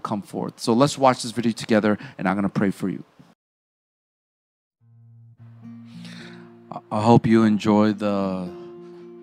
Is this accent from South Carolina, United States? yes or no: no; Chicago, Illinois, United States; I grew up in the South Side of Chicago